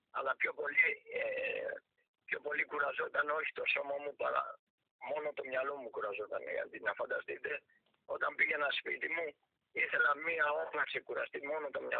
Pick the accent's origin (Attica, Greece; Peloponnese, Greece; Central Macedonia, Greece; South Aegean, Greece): Attica, Greece; Athens; γεννήθηκα και στη Λοφόρο Αλεξάνδρας δίπλα από τον Παναθηναϊκό